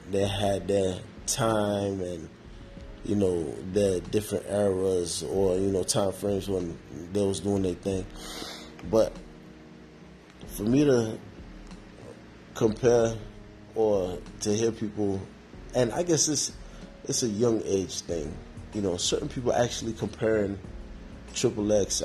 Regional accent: New York, United States; me growing up in New York

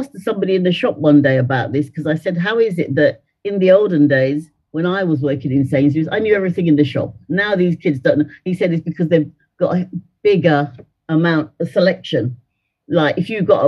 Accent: London, United Kingdom; born or raised there; also born or lived in Dominica

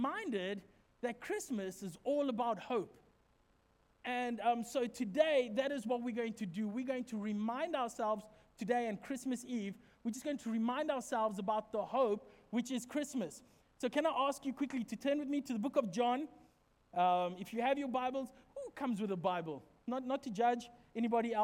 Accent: Secunda, Mpumalanga, South Africa; moved away; Where we come from, back in my hometown, in the street behind us, there used to be this house

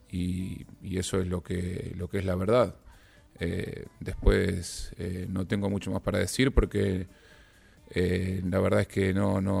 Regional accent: Ecuador; primero esto lo voy a responder obviamente como ecuatoriano y no como arquero de la U

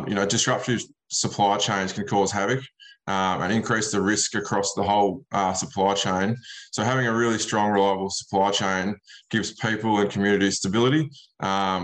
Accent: Western Victoria, Australia; I'm from Western Victoria. That's where Culloa is, James, out near Hamilton, the SA border

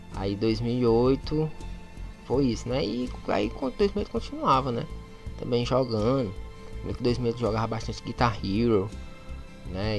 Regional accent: Fortaleza, Ceará, Brazil; eu sou de Fortaleza, eu sou do Zé Walter, é até um bairro conhecido aí no Brasil todo

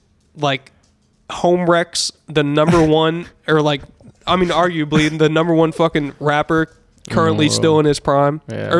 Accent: Florida, United States; my hometown, like here in Florida.

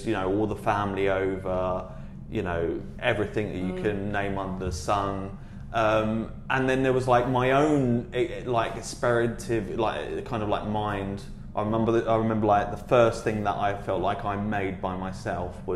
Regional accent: Dagenham, London, United Kingdom; I was originally from Dagenham in Essex.

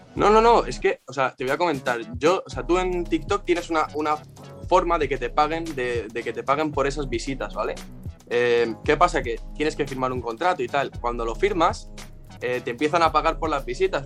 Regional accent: Spain; aquí en España en todas las, sin exagerarte, en mi pueblo hay, y vivo en un pueblo pequeñito

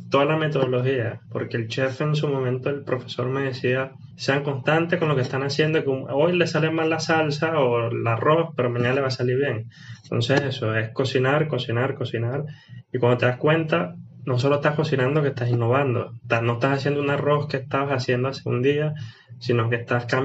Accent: Venezuela; eh, a nivel país, como le dije, soy de Venezuela, un, tan crítico.

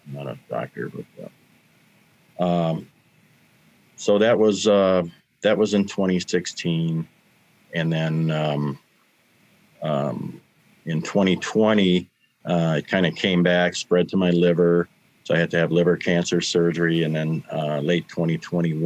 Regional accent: Milwaukee, Wisconsin, United States; he grew up, born and raised in Milwaukee, as I was

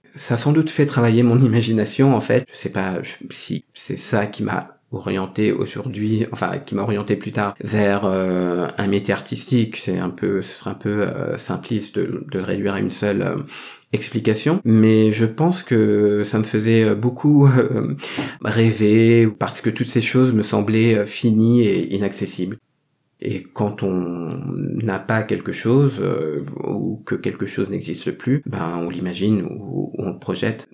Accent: France; je porte ce métissage dans mon nom puisque j'ai un prénom français et un nom vietnamien

